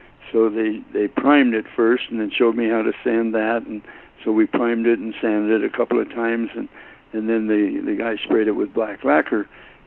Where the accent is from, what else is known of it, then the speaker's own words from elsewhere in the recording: Modesto, California, United States; also born or lived in Springfield, Missouri; my family moved to Modesto, California, when I was about a year and a half old. So I was raised in Modesto